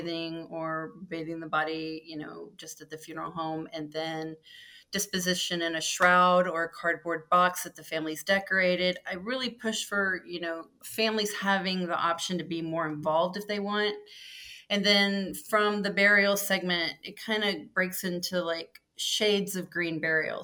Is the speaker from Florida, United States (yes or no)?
no; Lubbock, Texas, United States; moved away as an adult; also born or lived in Austin, Texas; now in Washington, United States; From Lubbock